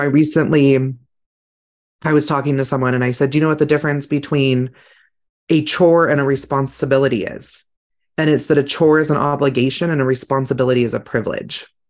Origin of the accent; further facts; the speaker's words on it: California, United States; I grew up in California